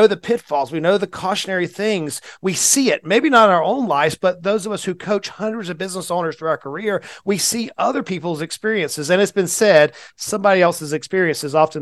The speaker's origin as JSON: {"language": "English", "region": "Southeast United States", "country": "United States", "tie": "born or raised there", "said": "I'm a little bit of a country boy, born and raised in the Southeast United States."}